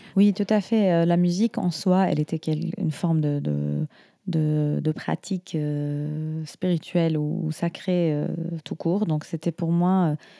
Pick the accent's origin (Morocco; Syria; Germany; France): Syria